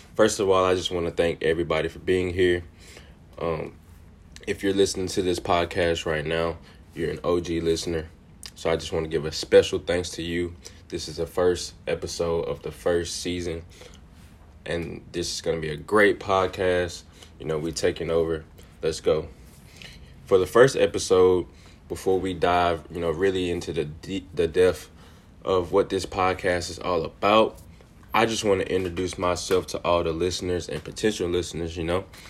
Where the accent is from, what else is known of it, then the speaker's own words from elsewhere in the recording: Jackson, Mississippi, United States; also born or lived in Piney Woods, Mississippi; I was born and raised in Jackson, Mississippi